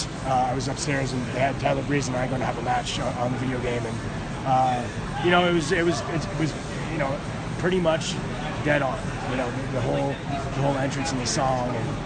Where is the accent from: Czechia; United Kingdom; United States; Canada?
Canada; Toronto, Ontario; I'm Canadian. I'm from Toronto